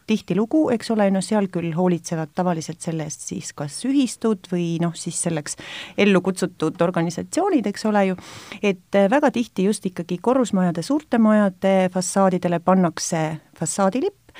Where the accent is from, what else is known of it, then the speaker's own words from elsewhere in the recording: Estonia; me oleme eestlased ja meil on oma riik